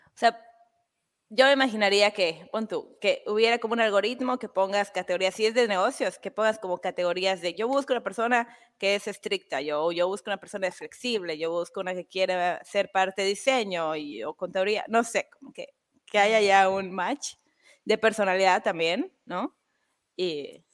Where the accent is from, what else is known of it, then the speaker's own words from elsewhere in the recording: Mexico; moved away; yo soy mexicana